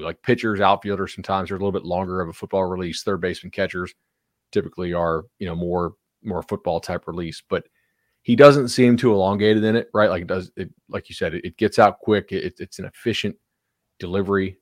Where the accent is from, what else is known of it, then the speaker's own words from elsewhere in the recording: Fort Myers, Florida, United States; my hometown of Fort Myers